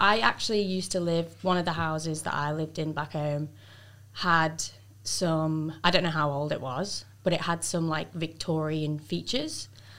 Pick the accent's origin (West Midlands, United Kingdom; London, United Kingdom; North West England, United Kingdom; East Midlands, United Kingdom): North West England, United Kingdom; Greasby; moved away as an adult; also born or lived in Melbourne, Australia / Sydney, Australia; now in Central Coast, Australia; I'm from the Wirral, which is very close to Liverpool in England. And it's quite near Chester as well.